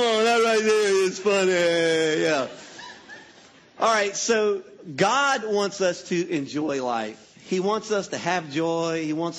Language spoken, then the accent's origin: English; Louisiana, United States; All right. So if you don't know, I'm from Louisiana, so we tell a lot of Boudreaux jokes